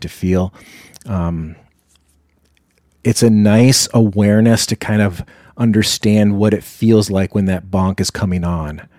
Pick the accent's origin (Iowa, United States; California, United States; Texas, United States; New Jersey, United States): Iowa, United States; now in Duluth, United States; I was down in my hometown in Iowa, where I grew up